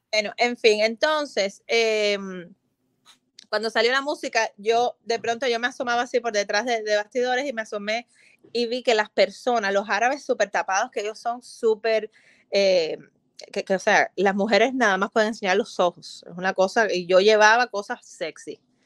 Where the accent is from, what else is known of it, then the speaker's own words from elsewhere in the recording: Cuba; now in Fort Lauderdale, United States; a mí como diseñadora cubana